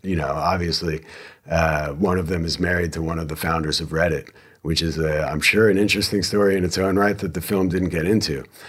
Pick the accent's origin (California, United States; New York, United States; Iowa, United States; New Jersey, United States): New Jersey, United States; now in Texas, United States; I am from New Jersey